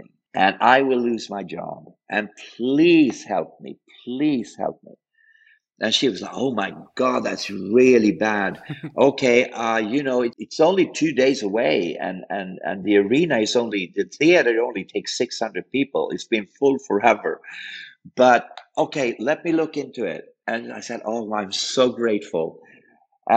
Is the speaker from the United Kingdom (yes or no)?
no; Sweden; we're from Sweden